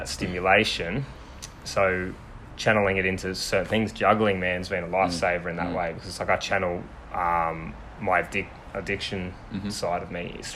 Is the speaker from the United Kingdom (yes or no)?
no; Sunshine Coast, Queensland, Australia; also born or lived in Victoria; so since I was about three, I've lived here